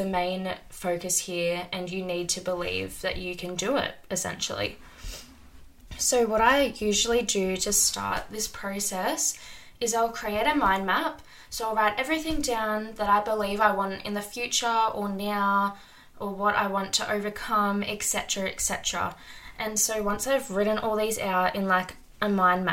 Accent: Sydney, New South Wales, Australia; moved away; also born or lived in small country town; I'm currently living in a small country town, but I'm originally from Sydney, Australia.

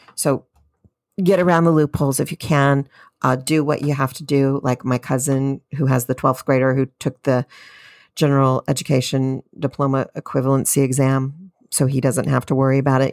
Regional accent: California, United States; I'm from California

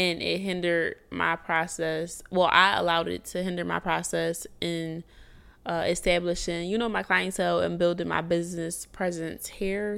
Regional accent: Philadelphia, Pennsylvania, United States; moved away as an adult; now in Houston, United States; I'm from Philly, and in Philly, I had, um, I don't wanna say I, I was somebody, but, like, I am somebody, but I had businesses established

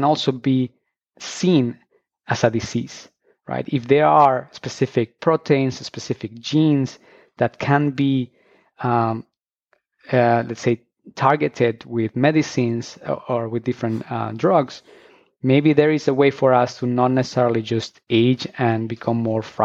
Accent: Colombia; moved away as an adult; I'm actually originally from Colombia, and I studied biology back there

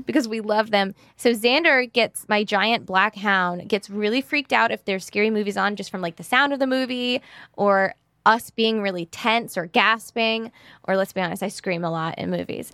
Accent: Mississippi, United States; my hometown in Mississippi

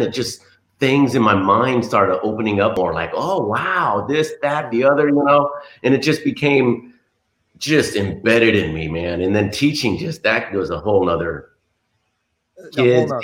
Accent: Los Angeles, California, United States; I was born and raised in a place called the San Fernando Valley. I'm a Valley boy

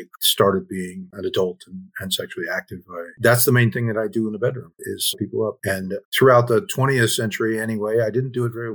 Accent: Oklahoma, United States; now in Austin, United States; I grew up in Oklahoma.

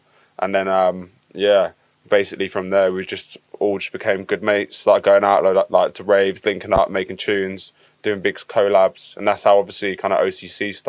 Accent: Watford, East of England, United Kingdom; I'm from Watford

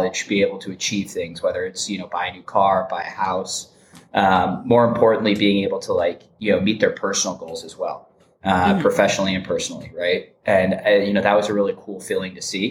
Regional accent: Michigan, United States; moved away as an adult; also born or lived in Indiana; I grew up in Michigan

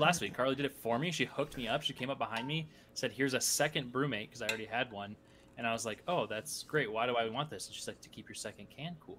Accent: United States; us people in the States

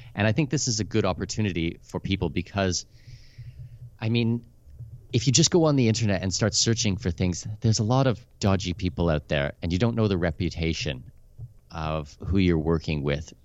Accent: Canada; moved away as an adult; also born or lived in Middle East / Abu Dhabi; now in Panama City, Panama; I'm Canadian with Danish heritage

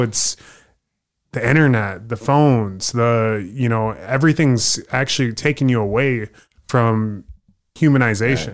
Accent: Des Moines, Iowa, United States; Originally from Iowa

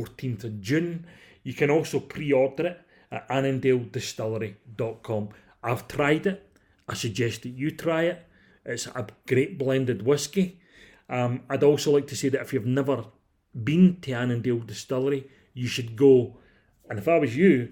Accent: Clydebank area, Scotland, United Kingdom; I'm from kind of that area myself

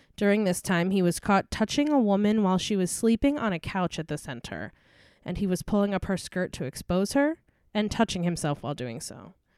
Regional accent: Albany, New York, United States; my hometown of Albany, New York

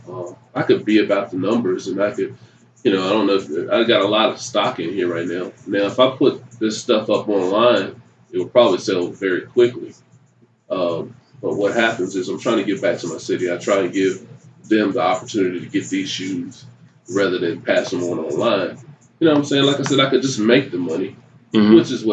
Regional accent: Durham, Greensboro area, North Carolina, United States; moved away as an adult; now in Spartanburg, United States; I'm originally from Durham, Greensboro area.

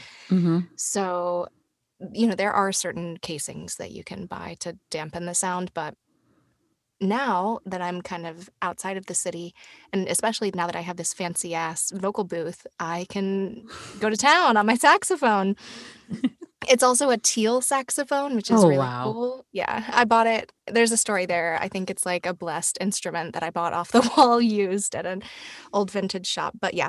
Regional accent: Tennessee, United States; Right. I'm from Tennessee, which is very close to Georgia. But yeah, I grew up in Tennessee.

